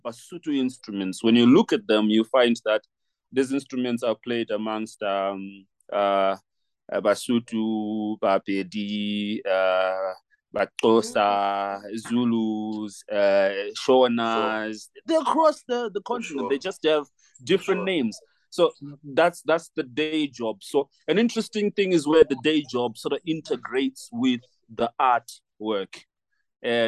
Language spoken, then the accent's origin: English; Harare, Zimbabwe; now in Lesotho; I was born in Harare, and I consider myself a Zimbabwean first and foremost. Like culturally, I'm Zimbabwean.